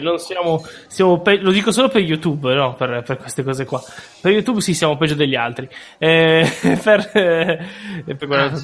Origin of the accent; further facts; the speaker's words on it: Racconigi, Piedmont, Italy; io sono di Racconigi